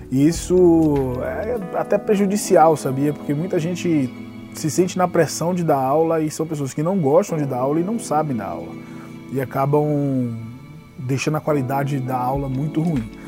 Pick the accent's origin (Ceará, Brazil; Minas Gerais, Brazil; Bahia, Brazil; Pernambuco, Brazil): Bahia, Brazil; Salvador; now in São Paulo, Brazil; Sim, André, eu sou baiano. Sou lá de Salvador, nascido e mal criado na Bahia. Moro em São Paulo há nove anos